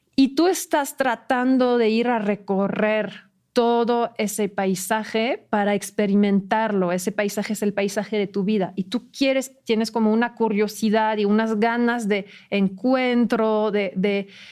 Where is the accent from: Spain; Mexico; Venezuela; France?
France; Spanish is a second language; moved away; yo soy francesa